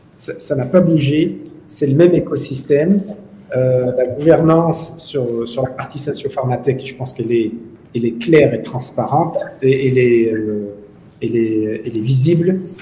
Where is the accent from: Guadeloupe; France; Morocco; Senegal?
Morocco; chez nous, au Maroc